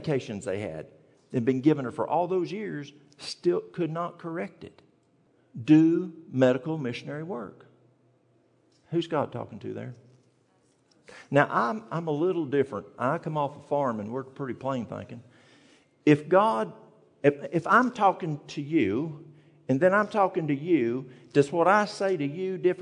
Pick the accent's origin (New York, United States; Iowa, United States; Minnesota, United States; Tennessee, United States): Tennessee, United States; East; moved away; I'm from the mountains of East Tennessee. And when we grew up in the South in East Tennessee